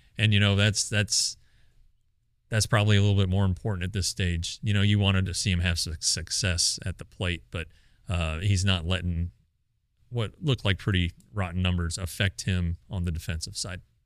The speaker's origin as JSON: {"language": "English", "region": "Colorado", "country": "United States", "said": "I'm I'm from Colorado"}